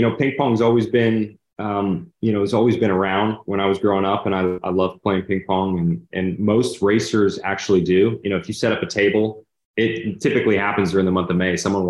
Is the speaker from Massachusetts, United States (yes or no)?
no; Hendersonville, Tennessee, United States; I grew up with Josh Berry, and didn't even really know J